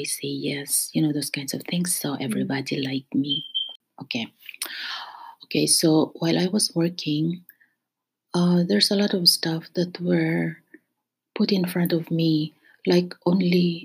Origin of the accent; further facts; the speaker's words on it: Philippines; moved away as an adult; now in Canada; I will always be a Filipino